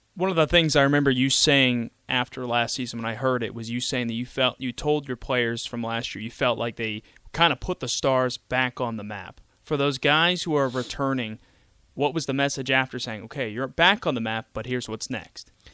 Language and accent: English; Pittsburgh, Pennsylvania, United States; I'm from Pittsburgh